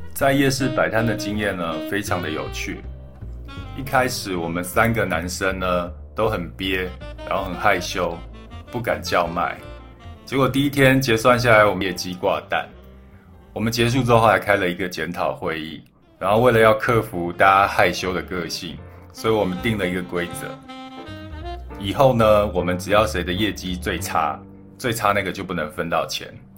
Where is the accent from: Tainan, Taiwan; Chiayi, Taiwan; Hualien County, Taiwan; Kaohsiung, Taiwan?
Hualien County, Taiwan; Xincheng; also born or lived in Thailand; 我是出生在泰国，然后从泰国搬来台湾的时候呢，我们，我爸妈是，呃，搬到了花莲的新城乡。我不知道你们有没有听过新城乡。它是一个蛮偏僻的一个小乡村。我们社区的旁边呢，就是原住民的部落